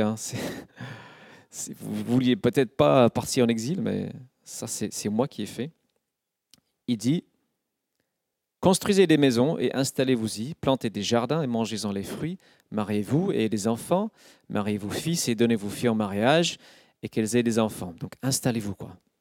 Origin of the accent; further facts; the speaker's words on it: United Kingdom; French is a second language; now in France; Je suis citoyen du Royaume-Uni et non pas encore de la France. Je suis un étranger